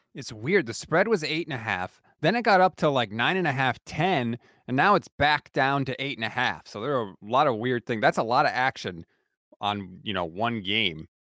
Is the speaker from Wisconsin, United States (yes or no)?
no; Connecticut, United States; I'm born and bred in Connecticut